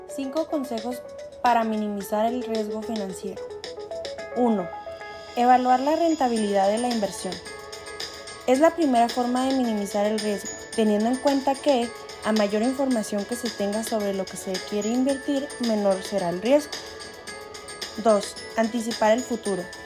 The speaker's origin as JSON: {"language": "Spanish", "region": "Chihuahua", "country": "Mexico", "said": "Soy de Chihuahua, Chihuahua"}